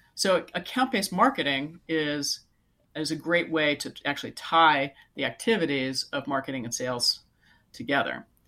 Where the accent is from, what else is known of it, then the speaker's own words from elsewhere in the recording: Silicon Valley, California, United States; I live in California, so I grew up in Silicon Valley